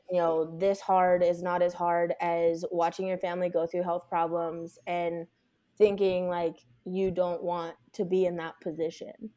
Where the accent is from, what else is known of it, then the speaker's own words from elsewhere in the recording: Las Vegas, Nevada, United States; I'm born and raised in Las Vegas